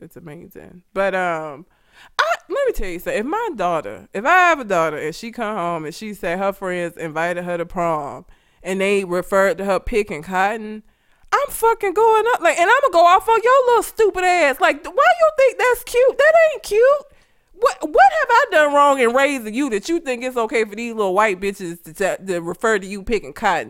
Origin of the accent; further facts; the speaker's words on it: Talladega, Alabama, United States; I grew up in Talladega. Do you know how fucking white Talladega is?